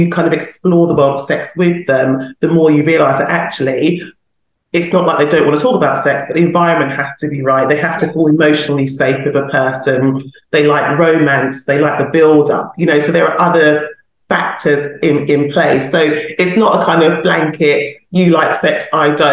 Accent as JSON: {"language": "English", "region": "London", "country": "United Kingdom", "said": "I'm a Londoner"}